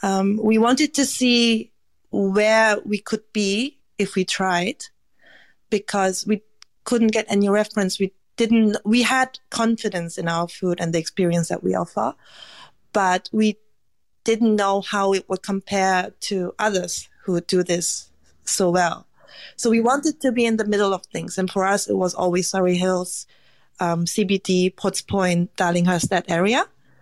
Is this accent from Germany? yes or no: yes; Germany; now in Australia; also, I grew up in Germany, so I just made it back to Korea, so I was a bit reluctant to change the country again.